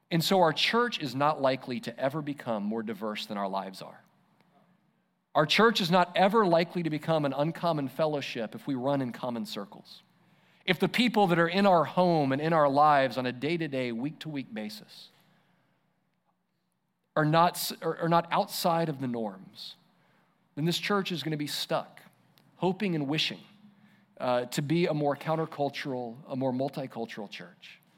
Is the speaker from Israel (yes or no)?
yes; Israel; remember what it was like growing up in Israel under, under the law